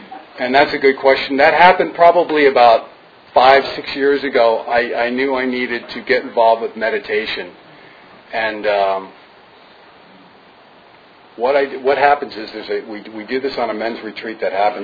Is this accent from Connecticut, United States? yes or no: yes; New Fairfield, Connecticut, United States; moved away; I'm from New Fairfield, which is right above Danbury on the New York State border